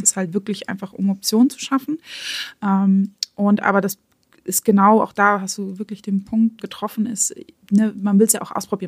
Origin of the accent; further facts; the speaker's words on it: Germany; Bei uns in Deutschland